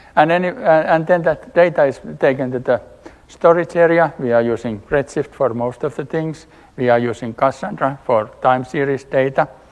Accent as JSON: {"language": "English", "country": "Finland", "said": "I'm coming from Finland, working for Valmet"}